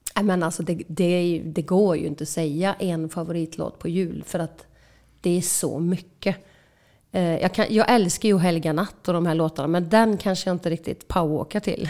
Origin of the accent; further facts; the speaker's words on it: Åsarp, Västra Götaland, Sweden; Vi eh, växte upp på en eh, stor bondgård i Åsarp, två mil söder om Falköping